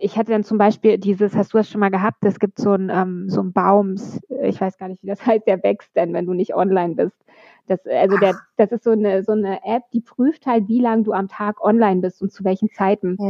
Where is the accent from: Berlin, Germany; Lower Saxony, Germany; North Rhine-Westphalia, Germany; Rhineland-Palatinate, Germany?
Berlin, Germany; ich komme aus dem Nordosten von Berlin. Ich, ich war neun, als die Mauer gefallen ist. Wir hatten damals die Stasi